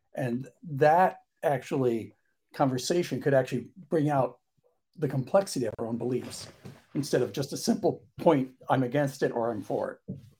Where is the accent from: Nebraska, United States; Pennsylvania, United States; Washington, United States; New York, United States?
New York, United States; being a New Yorker, driving cabs